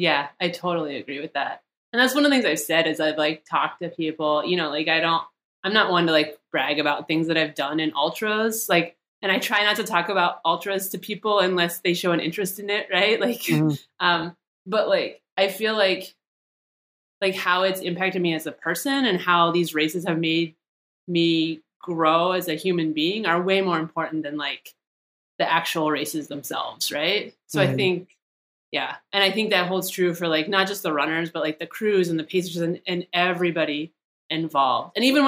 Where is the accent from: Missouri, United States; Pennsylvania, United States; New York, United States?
Pennsylvania, United States; now in Arizona, United States; started doing Aravaipa races when I moved to Arizona 6 years ago. And it just like, it was nice because I came from Pennsylvania and I kind of had like my trail family there